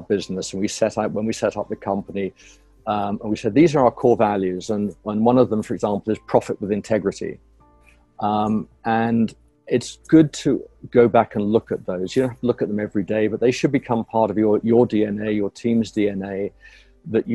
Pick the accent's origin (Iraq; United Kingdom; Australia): United Kingdom; moved away as an adult; now in North Carolina, United States; I'm a Brit originally, and moved over to the U.S. Nearly 20 years ago